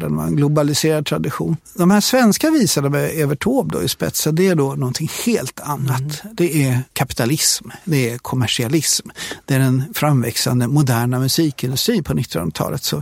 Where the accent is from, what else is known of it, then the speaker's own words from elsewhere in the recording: Sweden; Som så många andra infödda i, i Sverige så är jag uppvuxen med de här visorna.